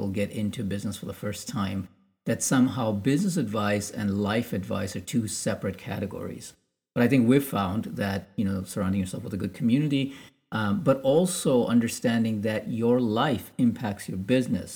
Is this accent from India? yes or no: yes; India; being Indian